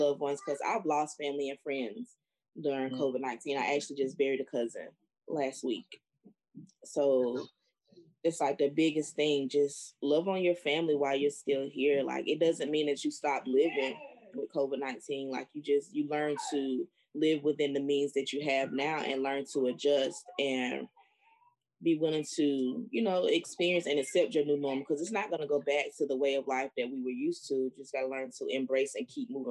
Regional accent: North Carolina, United States; my hometown, it's a hot spot. Like, it's a very small place, the county, but the freaking entire county is a red spot in North Carolina

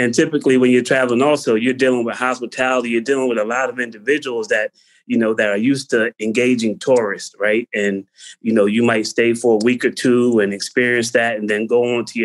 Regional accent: Pottstown, Pennsylvania, United States; moved away as an adult; now in Prague, Czechia; I'm from Pottstown

